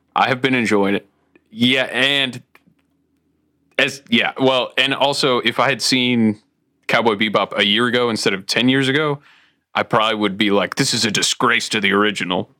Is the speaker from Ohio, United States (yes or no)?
yes; Toledo, Ohio, United States; moved away; I grew up in Toledo, uh, close to the Great Lakes